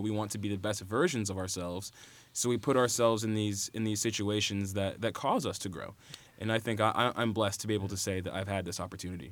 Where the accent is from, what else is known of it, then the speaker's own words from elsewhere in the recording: Carmel, Indiana, United States; I was raised in Carmel, Indiana